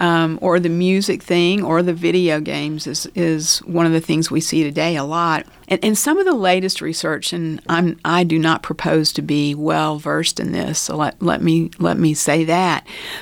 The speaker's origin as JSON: {"language": "English", "town": "Lubbock", "region": "Texas", "country": "United States", "tie": "born there", "also_born_or_lived": "Baltimore / Pittsburgh", "said": "I was born in Lubbock. My parents met at SMU. My dad graduated from Tech and started his first job here. And then we moved to Baltimore, Maryland. And from there, we moved to Pittsburgh, Pennsylvania."}